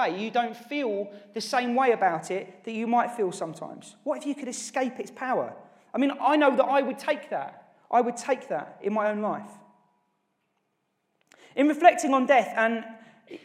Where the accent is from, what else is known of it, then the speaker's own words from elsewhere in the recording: Norwich, East of England, United Kingdom; who actually I grew up with in Norwich